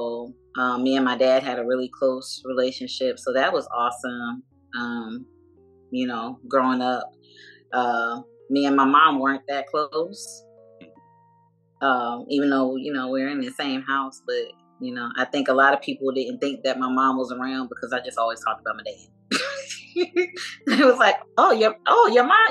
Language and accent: English; Jersey City, New Jersey, United States; also born or lived in Atlanta area, Georgia; now in Atlanta, United States; I'm from Jersey City, New Jersey